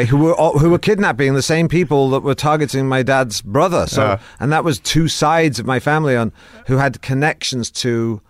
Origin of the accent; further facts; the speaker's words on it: Manchester, North West England, United Kingdom; moved away; I grew up in Manchester in the north.